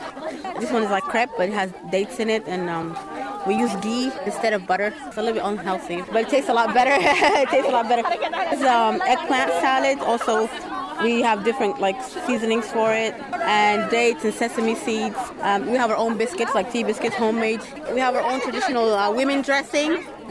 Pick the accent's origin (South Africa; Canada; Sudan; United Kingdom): Sudan; now in Ireland; I'm from Sudan